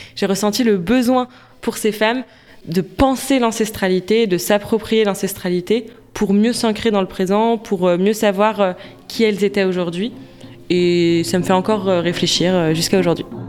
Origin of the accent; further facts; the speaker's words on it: France; quand on a grandi en France